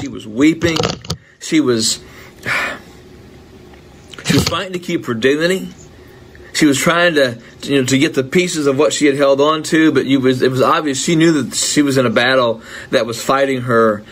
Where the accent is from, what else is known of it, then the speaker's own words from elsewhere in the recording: United States; I'm an American